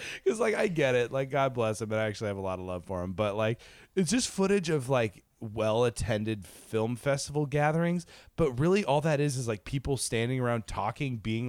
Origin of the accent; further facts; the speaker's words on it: New York, United States; moved away; I was born out here. This is my hometown.